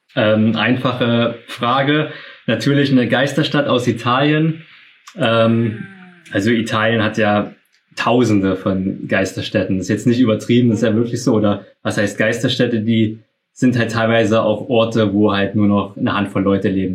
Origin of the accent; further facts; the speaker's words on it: Saxony, Germany; wir kommen ja aus Sachsen